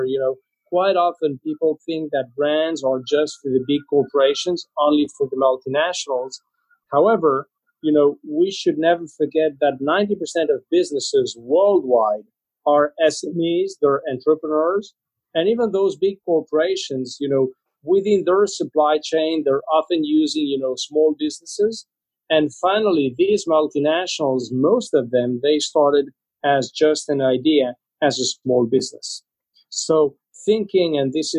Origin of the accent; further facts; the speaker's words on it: Spain; moved away; I'm originally from Spain